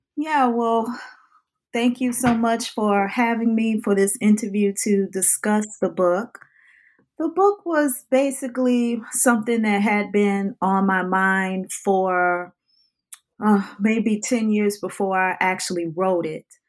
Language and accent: English; New Orleans, Louisiana, United States; growing up in the New Orleans area